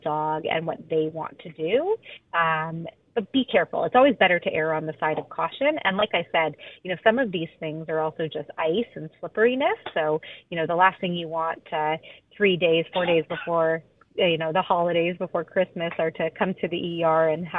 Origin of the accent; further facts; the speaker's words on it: Alberta, Canada; now in Vancouver, Canada; I grew up in Alberta